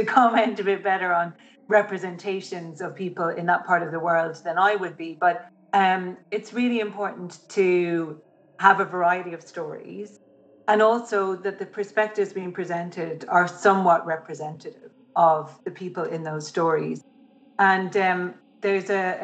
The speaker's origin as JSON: {"language": "English", "country": "Ireland", "said": "as an Irish woman"}